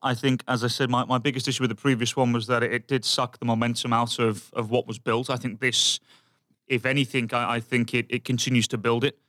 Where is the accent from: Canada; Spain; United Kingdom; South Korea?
United Kingdom; England; moved away; I'm from England and I'm used to crap weather